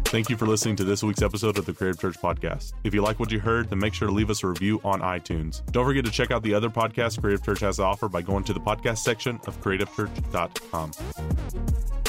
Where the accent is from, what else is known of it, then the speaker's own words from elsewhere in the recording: Tennessee, United States; I grew up in Tennessee